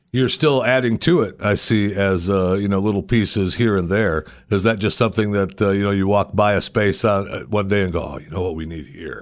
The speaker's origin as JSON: {"language": "English", "region": "Michigan", "country": "United States", "tie": "born or raised there", "also_born_or_lived": "Pennsylvania / Texas", "moved": "yes", "said": "I was born in Michigan, and I got out of there as soon as possible"}